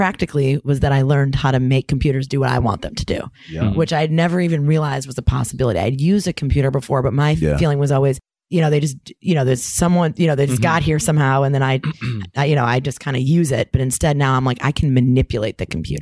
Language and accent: English; Ann Arbor, Michigan, United States; I was from Ann Arbor.